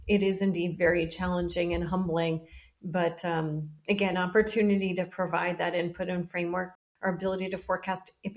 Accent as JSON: {"language": "English", "town": "Washington", "region": "District of Columbia", "country": "United States", "tie": "born or raised there", "said": "I grew up in Washington, D.C."}